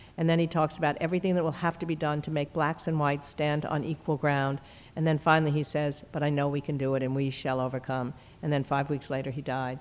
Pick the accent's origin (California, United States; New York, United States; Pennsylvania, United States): New York, United States; moved away; growing up in New York